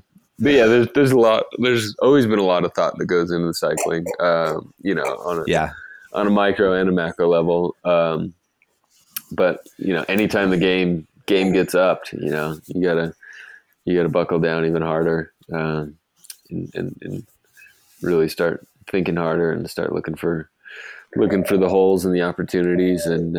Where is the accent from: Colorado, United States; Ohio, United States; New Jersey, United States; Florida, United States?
Colorado, United States; Golden; I grew up in Golden, home of Coors Brewery.